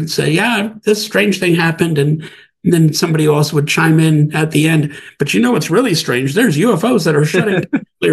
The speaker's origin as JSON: {"language": "English", "region": "Wisconsin", "country": "United States", "tie": "born or raised there", "also_born_or_lived": "Bozeman, Montana", "moved": "as an adult", "said": "I grew up in Wisconsin"}